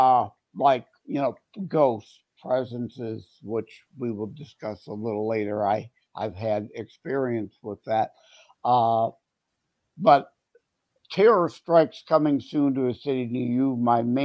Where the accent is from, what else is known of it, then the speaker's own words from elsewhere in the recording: Wyandotte, Michigan, United States; Born and raised in Wyandotte. My parents lived in Wyandotte. I'm still currently here